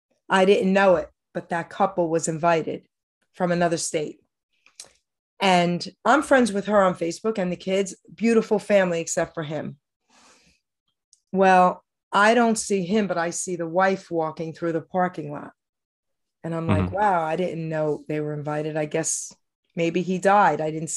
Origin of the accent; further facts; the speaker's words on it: Long Island City, New York, United States; I came from New York, Long Island City, and I was, only going into seventh grade.